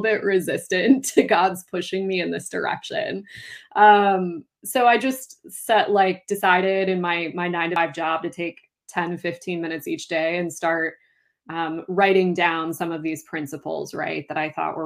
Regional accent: Duluth, Minnesota, United States; now in south of the Twin Cities, Minnesota, United States; my hometown of Duluth

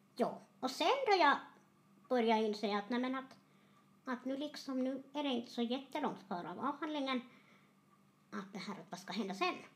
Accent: Terjärv, Ostrobothnia, Finland; jag är hemma från Terjärv. Mm. Uppvuxen i en tvåspråkig familj

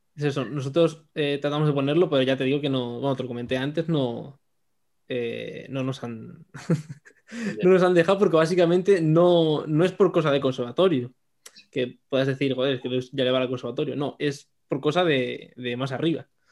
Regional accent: Madrid, Community of Madrid, Spain; moved away as an adult; now in Badajoz, Spain; soy de Madrid

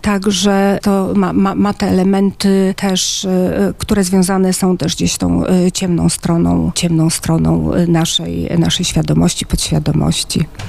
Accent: Grudziądz, Kuyavian-Pomeranian Voivodeship, Poland; moved away as an adult; also born or lived in Kraków, Poland / Mariupol, Ukraine; now in Bulgaria; pochodzę z Grudziądza

